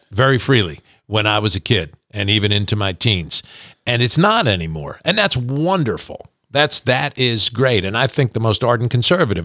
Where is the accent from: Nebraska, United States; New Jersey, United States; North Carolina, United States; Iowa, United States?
New Jersey, United States; Pompton Plains; moved away as an adult; now in Kentucky, United States; my hometown of Pompton Plains, New Jersey, which I was born in in nineteen sixty.